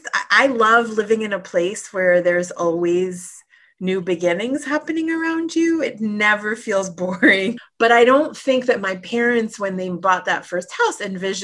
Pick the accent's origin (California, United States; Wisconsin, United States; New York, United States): New York, United States; New York City; also born or lived in Sunset Park / Jackson Heights; I was born in Brooklyn